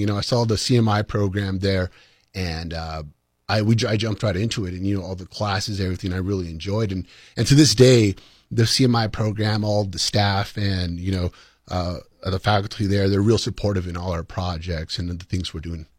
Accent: Columbus, New Mexico, United States; I was from Columbus, New Mexico, a small little town.

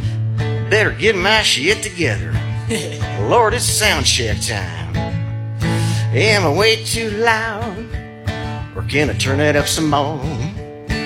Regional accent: Southern California, United States; also born or lived in Chico, California; I'm born and raised in Southern California.

